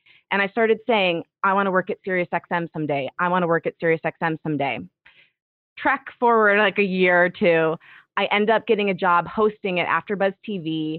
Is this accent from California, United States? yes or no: no; Detroit, Michigan, United States; moved away as an adult; I was born and raised in Detroit.